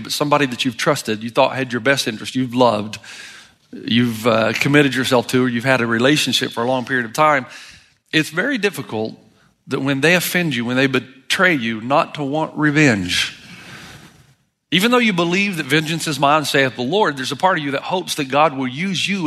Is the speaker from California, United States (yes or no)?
no; Tennessee, United States; moved away as an adult; I was born and raised in Tennessee. I hadn't lived there much since I was 18